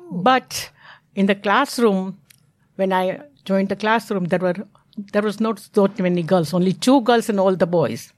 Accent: Mumbai, Maharashtra, India; English is a second language; moved away as an adult; now in United States; I'm not red Indian. I'm from India

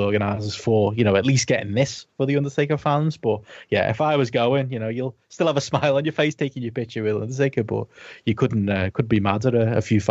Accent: Liverpool, North West England, United Kingdom; my hometown

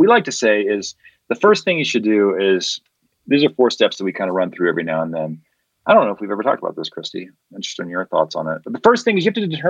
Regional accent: Colorado, United States; I'm from Colorado

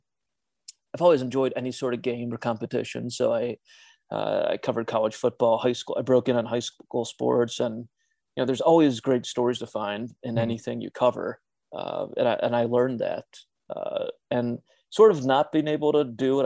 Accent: Cleveland, Ohio, United States; moved away as an adult; also born or lived in Rocky Mount, North Carolina; I grew up in Cleveland.

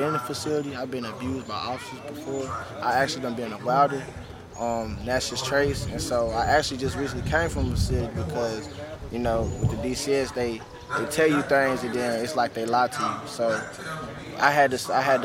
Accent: Knoxville, Tennessee, United States; now in Memphis, United States; I'm from Knoxville, Tennessee.

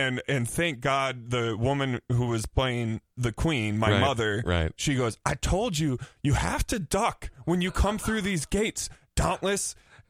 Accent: Burnsville, Minnesota, United States; also born or lived in Lakeville, Minnesota; I was born in Burnsville, and then I moved to Lakeville when I was like 12.

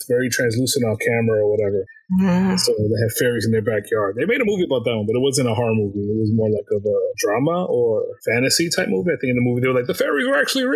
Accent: United States; from America

